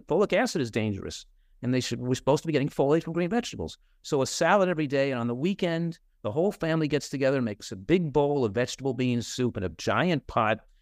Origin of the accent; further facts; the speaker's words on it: New Jersey, United States; now in California, United States; in my hometown in New Jersey